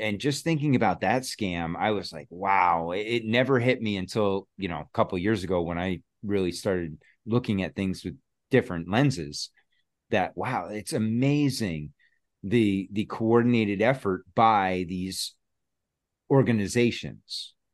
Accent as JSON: {"language": "English", "region": "Connecticut", "country": "United States", "moved": "as an adult", "lives_now": "Massachusetts, United States", "said": "I'm from Connecticut, and that's where my family was, you know, we were living"}